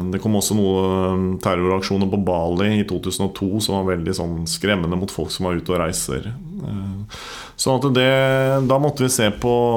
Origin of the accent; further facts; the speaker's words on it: Nykirke, Vestfold, Norway; now in Horten, Norway; Jeg kommer egentlig fra Nykirke.